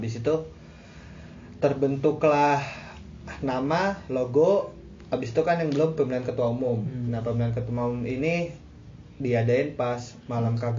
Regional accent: Jabodetabek, Indonesia; soalnya kan ya kita kita dari Jabodetabek kan udah biasa lah ngomong lo gue gitu

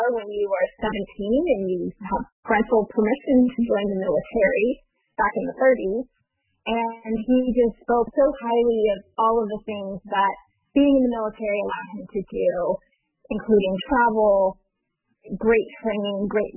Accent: San Francisco Bay Area, Northern California, United States; also born or lived in Hawaii; I grew up in California, Northern California, in the San Francisco Bay Area

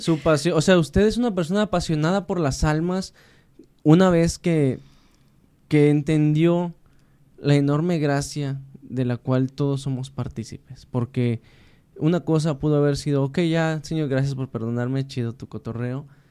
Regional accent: Mexico; como decimos los mexicanos.

